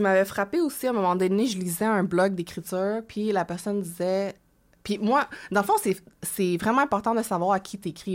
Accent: Quebec, Canada; accent: Quebec French; also born or lived in Hong Kong; je suis née à Hong Kong, en Chine, et je suis venue au Canada lorsque j'avais 6 ans

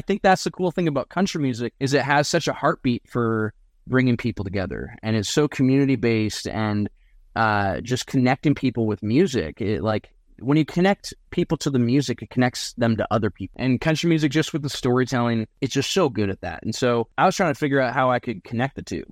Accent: Surrey, British Columbia, Canada; also born or lived in Cariboo, British Columbia; I'm from Surrey, BC, which is not at all known for being country.

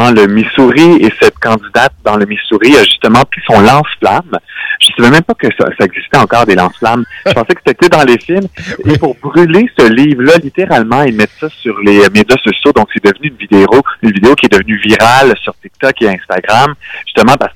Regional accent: Canada; On n'est peut-être pas international, mais on est canadien, ah oui.

